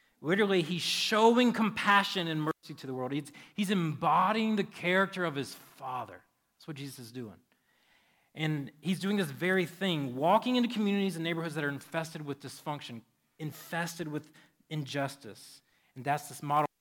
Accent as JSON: {"language": "English", "country": "United States", "said": "we are American"}